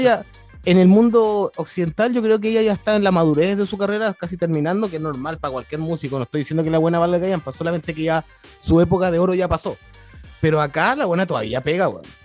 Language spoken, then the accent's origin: Spanish; Chile; moved away as an adult; now in Tokyo, Japan; yo como buen chileno, weón, yo he vivido muchos temblores. Viví el terremoto del 2010, el del 2015 en Viña